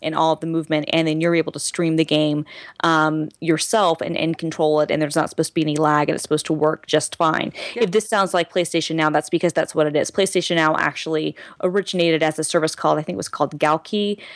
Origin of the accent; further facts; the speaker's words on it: Lawrenceville, United States; I'm from Lawrenceville